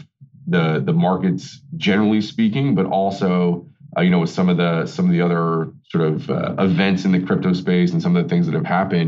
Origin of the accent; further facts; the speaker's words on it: North Babylon, New York, United States; grew up on Long Island out in North Babylon